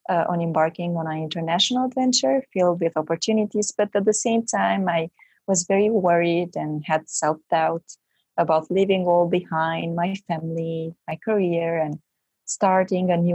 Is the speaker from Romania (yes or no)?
yes; Romania; now in Belgium; I am from originally from Romania, but I live in Belgium